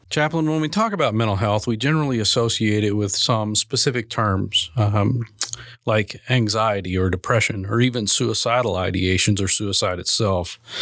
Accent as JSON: {"language": "English", "region": "Minnesota", "country": "United States", "moved": "yes", "lives_now": "Arkansas, United States", "said": "I'm originally from Minnesota, big Vikings fan"}